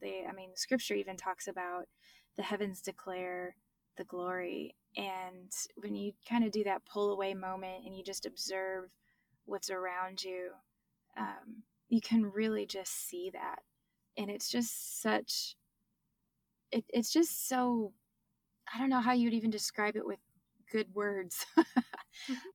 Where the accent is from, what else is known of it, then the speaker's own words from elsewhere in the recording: Michigan, United States; now in Texas, United States; I grew up in Michigan, now I live in Texas